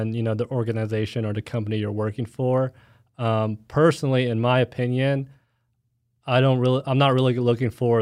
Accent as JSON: {"language": "English", "town": "Plano", "region": "Texas", "country": "United States", "said": "I'm from Plano, Texas, so I know that area"}